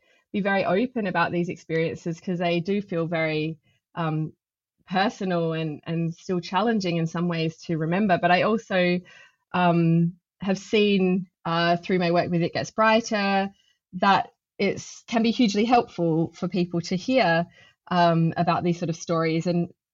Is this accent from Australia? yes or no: yes; Adelaide, South Australia, Australia; now in London, United Kingdom; growing up in Adelaide, surrounded by bushland in my family's house